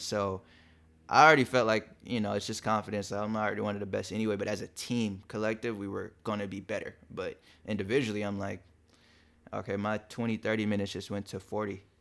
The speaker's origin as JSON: {"language": "English", "town": "Long Beach", "region": "California", "country": "United States", "tie": "born or raised there", "also_born_or_lived": "Compton / Inglewood", "said": "I grew up in Compton and Long Beach, so, uh, and E, uh, Inglewood too"}